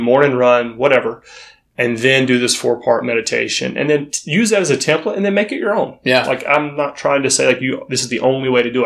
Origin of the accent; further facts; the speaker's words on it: North Florida, United States; now in Los Angeles, United States; I'm from North Florida